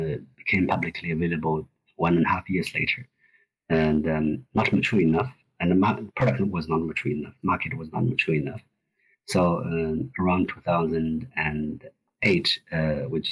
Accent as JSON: {"language": "English", "area": "Gobi Desert", "region": "Inner Mongolia", "country": "China", "tie": "born or raised there", "moved": "yes", "lives_now": "Sydney, Australia", "said": "I was born in Gobi Desert. That's the area that connects China with Inner Mongolia"}